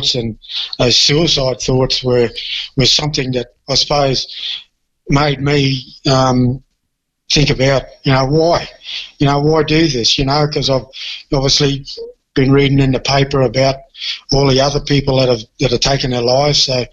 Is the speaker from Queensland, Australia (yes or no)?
yes; Townsville, Queensland, Australia; I'm a Townsville boy. I grew up in Townsville